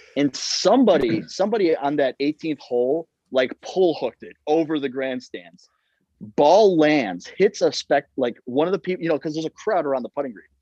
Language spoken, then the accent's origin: English; Chicago, Illinois, United States; I'm from Chicago